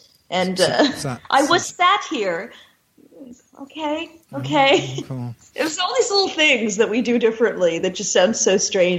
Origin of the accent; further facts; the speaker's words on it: Canada; I live here, and I'm Canadian